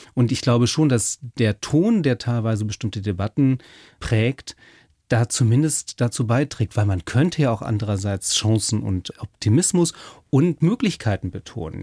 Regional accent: the North, Northern Germany, Germany; also born or lived in Passau; die nüchternen protestantischen Kirchen bei uns im Norden

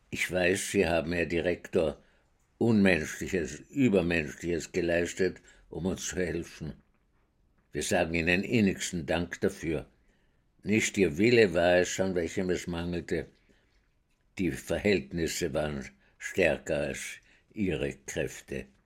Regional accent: Vienna, Austria; Ich bin in Wien geboren 1921 und äh, bin dort äh, aufgewachsen in einer jüdischen Gemeinde, die nicht sehr orthodox war

